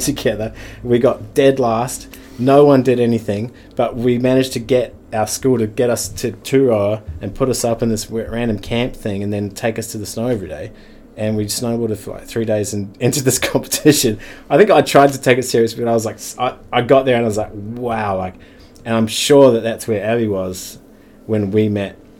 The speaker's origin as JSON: {"language": "English", "region": "Wellington", "country": "New Zealand", "tie": "born or raised there", "said": "I'm born in Wellington. Um, and uh, yeah, born in Wellington."}